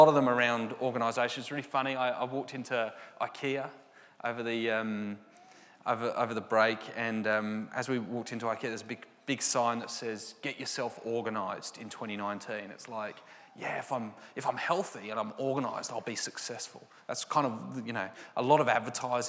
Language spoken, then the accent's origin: English; England, United Kingdom; I'm very English